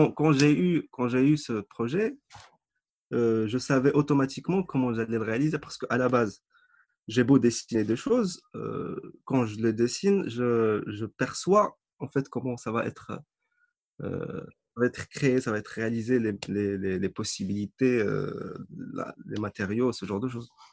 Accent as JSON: {"language": "French", "town": "Agadir", "region": "Souss-Massa", "country": "Morocco", "tie": "born or raised there", "also_born_or_lived": "Casablanca / Tetouan", "said": "à Gadir dans ma ville natale"}